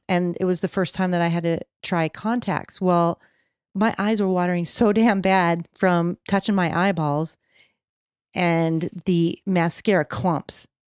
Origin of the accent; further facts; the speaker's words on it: California, United States; we're from California